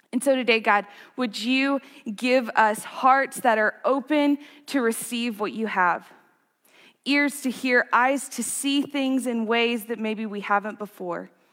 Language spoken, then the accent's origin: English; Gunner, United States; moved away; One of my favorite things about growing up in Gunner is this deep, deep sense of community and family.